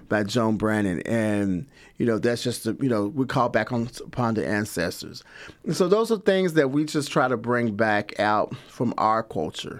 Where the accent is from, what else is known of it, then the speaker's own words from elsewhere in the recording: Lexington, Kentucky, United States; also born or lived in Louisville, Kentucky / Chicago, Illinois; I am from here, Lexington, Kentucky. I was born and raised here